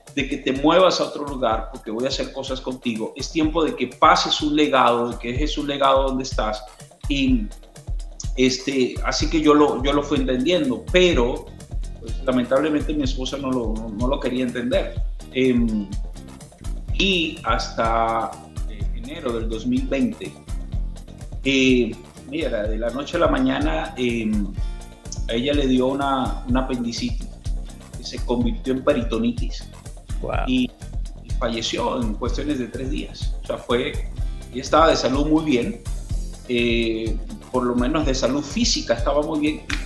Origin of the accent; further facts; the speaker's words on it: Venezuela; moved away as an adult; estaba bien en mi país, Dios me bendijo mucho, Venezuela